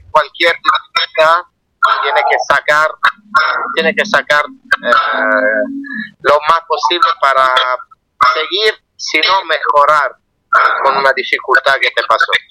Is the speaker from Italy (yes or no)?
yes; Italy; Spanish is a second language; somos un grupo de Italia, me eh, yo como siendo italiano me gustaba, yo aprendí el español gracias a la música latina, gracias a la música.